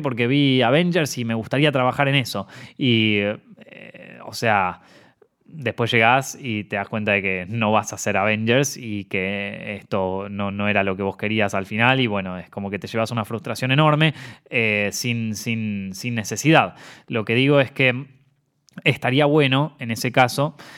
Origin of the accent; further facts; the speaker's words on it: Argentina; also born or lived in Buenos Aires; como argentino